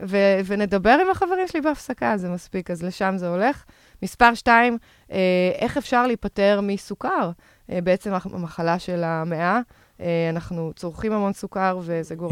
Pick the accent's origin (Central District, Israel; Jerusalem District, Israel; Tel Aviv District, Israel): Tel Aviv District, Israel; Tel Aviv; אני תל אביבית במקור